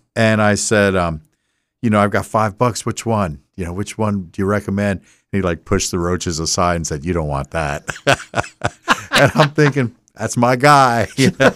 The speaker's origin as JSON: {"language": "English", "region": "Delaware", "country": "United States", "said": "we say we're from Delaware"}